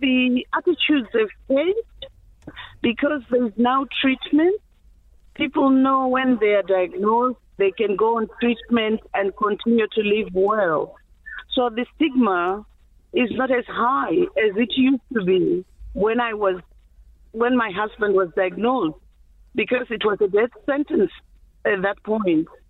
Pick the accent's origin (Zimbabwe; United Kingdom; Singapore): Zimbabwe; English is a second language; moved away; I'm from Zimbabwe.